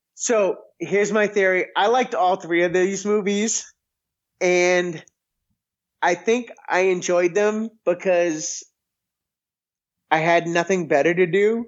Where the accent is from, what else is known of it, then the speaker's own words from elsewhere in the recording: close to Boston, Massachusetts, United States; now in Missouri, United States; And I grew up in Massachusetts and I grew up close to Boston